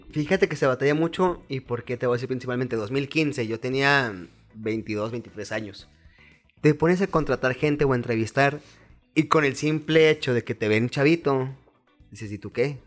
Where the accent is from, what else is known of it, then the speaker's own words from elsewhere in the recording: Chihuahua, Mexico; Nací aquí en Chihuahua, Chihuahua, tengo 29 años